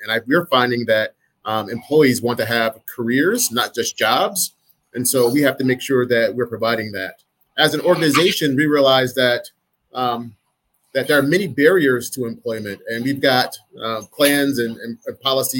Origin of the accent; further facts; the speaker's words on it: Michigan, United States; people might like me because I'm from Michigan, go blue.